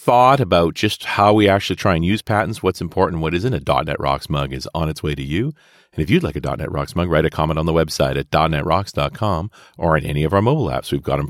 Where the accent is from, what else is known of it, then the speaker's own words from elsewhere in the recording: Canada; I'm a Canadian too